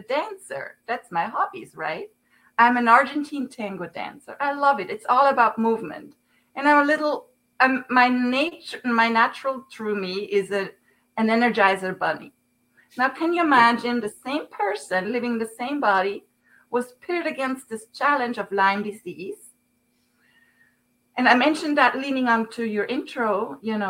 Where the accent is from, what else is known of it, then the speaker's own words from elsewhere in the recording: Zurich, Switzerland; English is a second language; moved away as an adult; now in United States; I'm from Switzerland, Zurich